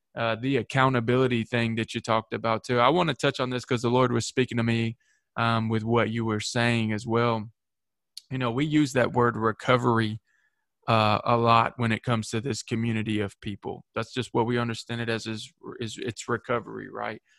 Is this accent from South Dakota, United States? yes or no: no; Manchester, Tennessee, United States; my hometown here in manchester